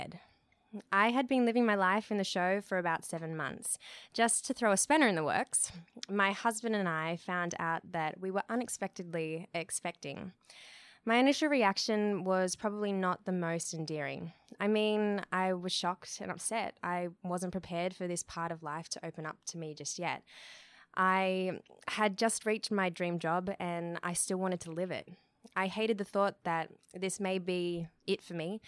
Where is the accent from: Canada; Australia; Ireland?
Australia; moved away as an adult; also born or lived in Los Angeles; I am an Australian who had been living in Los Angeles for 4 years with my lovely husband